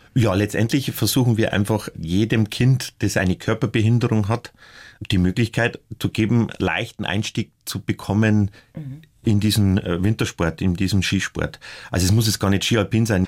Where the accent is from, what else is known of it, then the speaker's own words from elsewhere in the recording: northern Upper Palatinate, Bavaria, Germany; aus der nördlichen Oberpfalz, wo ich herkomme